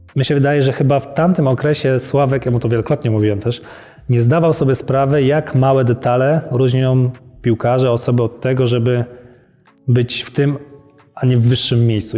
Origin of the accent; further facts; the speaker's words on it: Leszno, Masovian Voivodeship, Poland; moved away; also born or lived in Warsaw / Poznań; urodziłem się w Warszawie, ale wychowałem się w Lesznie, Leszno pod Warszawą